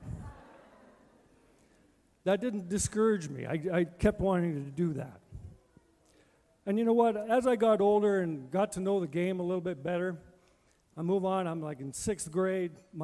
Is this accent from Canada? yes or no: yes; Manitoba, Canada; also born or lived in Edmonton; I was raised and born in Manitoba